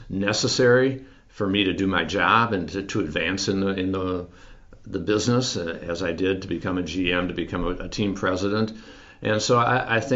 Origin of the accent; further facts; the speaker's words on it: Minneapolis, Minnesota, United States; moved away as an adult; also born or lived in Tennessee; my hometown of Minneapolis, where I had lived for 45 years, and then went down to Tennessee